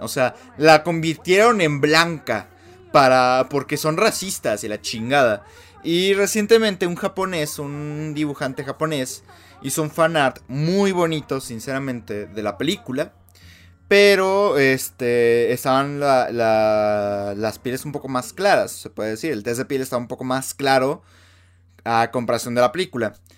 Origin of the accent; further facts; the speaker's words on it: Mexico; a nosotros los mexicanos